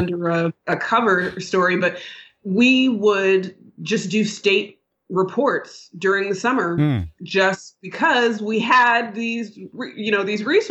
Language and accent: English; Sacramento, California, United States; I grew up in Northern California in Sacramento, the capital city